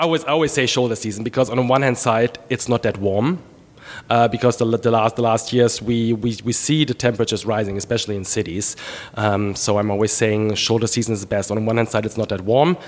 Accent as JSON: {"language": "English", "town": "Trier", "region": "Rhineland-Palatinate", "country": "Germany", "tie": "born or raised there", "also_born_or_lived": "Charlotte, United States", "second_language": "English", "moved": "as an adult", "lives_now": "United States", "said": "my area where I was born in Trier on the Moselle River"}